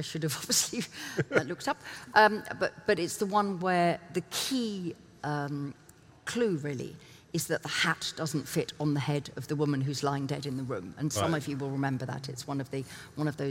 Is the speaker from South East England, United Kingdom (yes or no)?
yes; Chichester, South East England, United Kingdom; I live outside Chichester and it's my hometown.